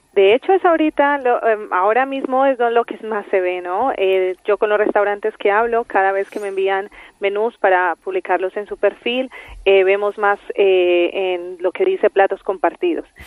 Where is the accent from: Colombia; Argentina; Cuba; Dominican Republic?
Colombia; Yo soy colombiana.